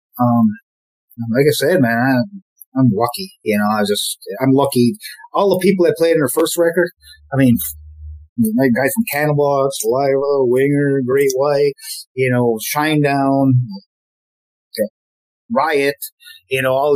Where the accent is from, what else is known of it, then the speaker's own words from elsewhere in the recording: Memphis, Tennessee, United States; we grew up together in the Memphis music scene